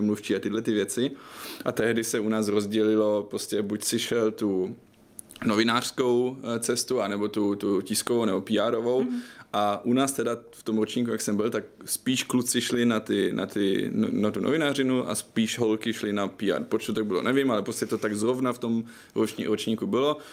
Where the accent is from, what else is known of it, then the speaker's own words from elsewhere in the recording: Germany; Czech is a second language; moved away as an adult; now in Prague, Czech Republic; já jsem teda Němec, co asi víte, já jsem studoval v Německu novinářinu